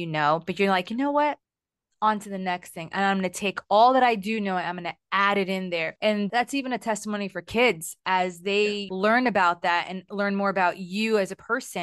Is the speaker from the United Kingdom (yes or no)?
no; Humacao, Puerto Rico; I grew up in Puerto Rico. I grew up in Humacao.